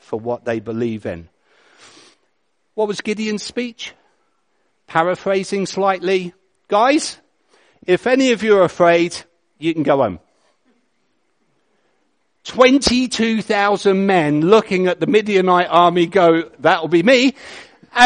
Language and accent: English; England, United Kingdom; I'm English